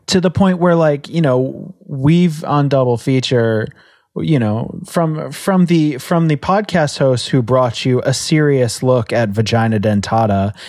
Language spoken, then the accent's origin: English; United States; as an American